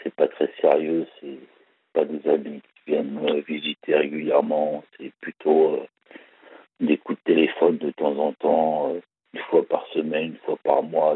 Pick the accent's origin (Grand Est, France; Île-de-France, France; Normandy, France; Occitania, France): Île-de-France, France; Val d'Oise; also born or lived in Paris; je suis né, je suis né en Galéba, dans le Val d'Oise, et j'ai habité aussi à Paris